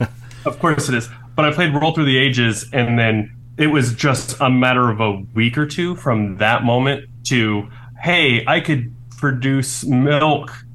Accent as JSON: {"language": "English", "town": "Chattanooga", "region": "Tennessee", "country": "United States", "tie": "born or raised there", "said": "I was born in Chattanooga"}